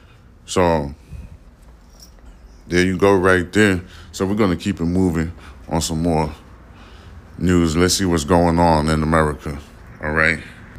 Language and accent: English; New York, United States; moved away as an adult; also born or lived in Central Texas; now in Houston, United States; I live in Houston. You know what I'm saying? I'm from New York, but I live in Houston and stuff. I lived in Houston ever since. I've been in Houston since about... The first time I came to Houston, Texas was in 2005.